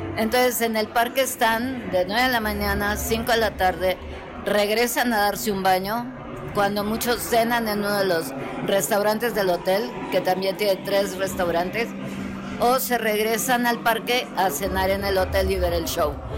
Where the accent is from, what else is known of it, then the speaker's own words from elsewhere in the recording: Mexico; aquí todos somos mexicanos